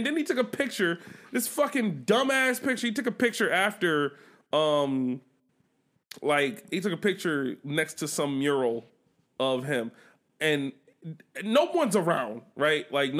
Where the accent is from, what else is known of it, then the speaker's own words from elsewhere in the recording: Buffalo, New York, United States; I'm from Buffalo